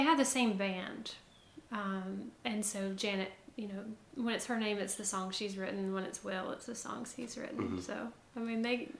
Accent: Tuscaloosa, Alabama, United States; I was from Tuscaloosa and... raised in a music family

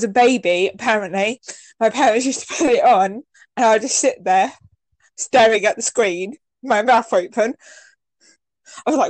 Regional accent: England, United Kingdom; I'm English, so from England

